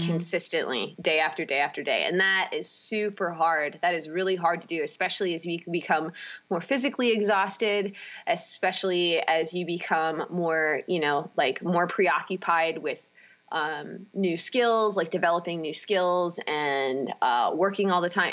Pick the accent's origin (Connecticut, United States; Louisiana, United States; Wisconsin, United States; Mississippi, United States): Wisconsin, United States; Baldwin; also born or lived in St. Paul, Minnesota; I grew up in Baldwin, Wisconsin.